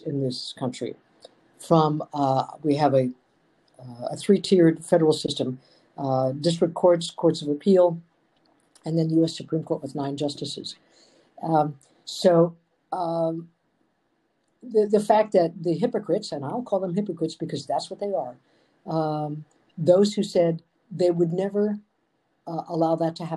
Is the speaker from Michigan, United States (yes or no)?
yes; Michigan, United States; my home state of Michigan